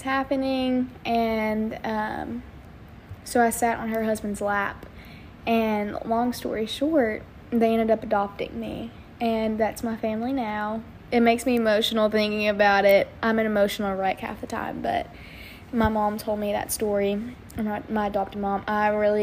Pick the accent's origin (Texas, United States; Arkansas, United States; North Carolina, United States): Arkansas, United States; Wynne; I am from Wynn, Arkansas